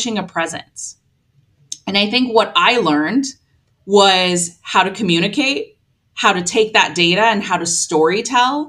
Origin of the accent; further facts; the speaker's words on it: Long Beach, California, United States; my hometown in Long Beach, California